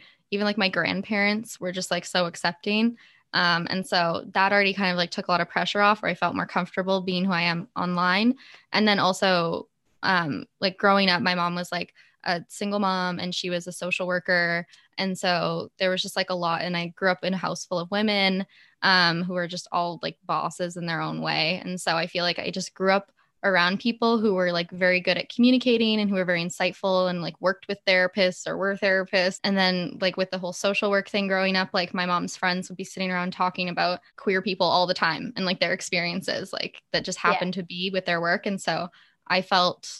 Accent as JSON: {"language": "English", "country": "Canada", "said": "I'm Canadian"}